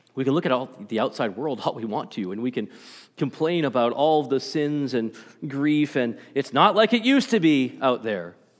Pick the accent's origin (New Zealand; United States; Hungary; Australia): United States; Stoughton, Massachusetts; I grew up in Massachusetts. um, little town called Stoughton, Massachusetts, just south of Boston